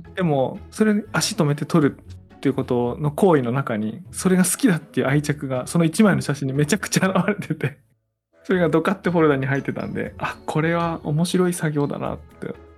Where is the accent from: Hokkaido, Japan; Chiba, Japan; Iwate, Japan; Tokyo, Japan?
Iwate, Japan; Tono; 説明する私も遠野に生まれた人なんだ